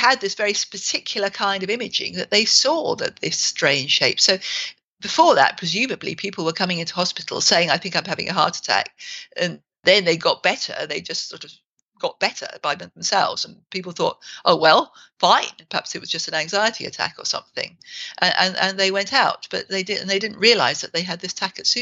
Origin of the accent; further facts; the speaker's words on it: England, United Kingdom; we're English